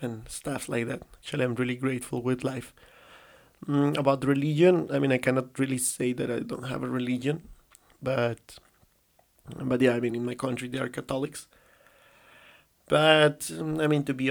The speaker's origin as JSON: {"language": "English", "country": "Colombia", "tie": "born or raised there", "second_language": "English", "moved": "as an adult", "lives_now": "China", "said": "I live kind of like all my childhood and, like, in Colombia, I already say it, you know, it's kind of like the tip, but I live all my childhood in my country in South America"}